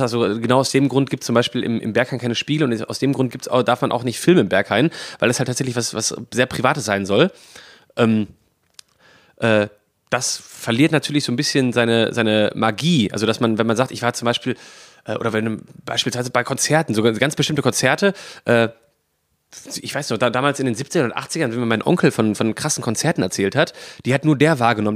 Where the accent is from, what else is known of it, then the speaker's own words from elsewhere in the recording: Bochum, North Rhine-Westphalia, Germany; moved away as an adult; now in Essen, Germany; ich bin ähm, in Bochum geboren und aufgewachsen